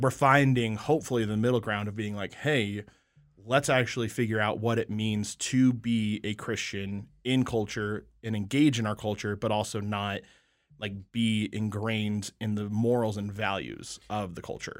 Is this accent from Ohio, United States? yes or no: no; Colorado, United States; I'm from Colorado